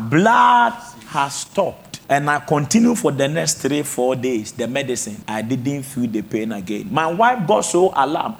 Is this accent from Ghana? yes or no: yes; Techiman, Bono East, Ghana; my hometown, Techimai